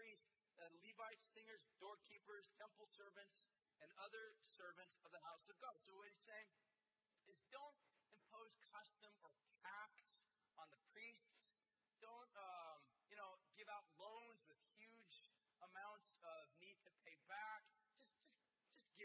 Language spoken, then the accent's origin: English; United States; as American people